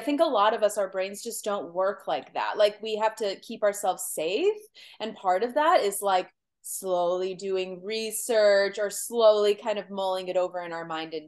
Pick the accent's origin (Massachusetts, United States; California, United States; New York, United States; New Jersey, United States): California, United States; born there; like I was born in Southern California, you know, I wasn't born in Michigan, and I'm not like a cold person.